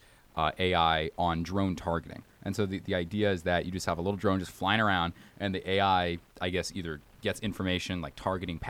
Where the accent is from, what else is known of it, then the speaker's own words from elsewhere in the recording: Alabama, United States; I'm from Alabama, and we don't drive like maniacs